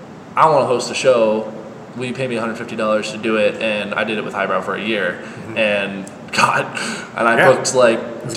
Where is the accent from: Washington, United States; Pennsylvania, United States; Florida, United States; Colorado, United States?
Colorado, United States; And I went up and I said, hey, I'm from Colorado. Like, I drove all the way here.